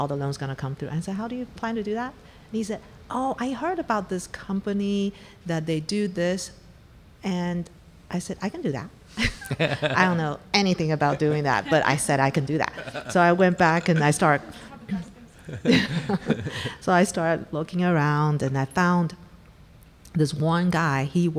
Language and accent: English; Taiwan; moved away as an adult; also born or lived in Africa; now in United States; Well, I'm from Taiwan. I grew up in Africa, went back to Taiwan, and then came to the U.S. for my graduate degree.